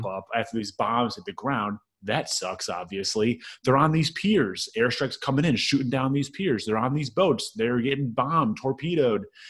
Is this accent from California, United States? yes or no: no; Chicagoland area, Illinois, United States; moved away as an adult; also born or lived in Peoria, Illinois; now in Memphis, United States; I'm from the Chicagoland area, the southwest suburbs.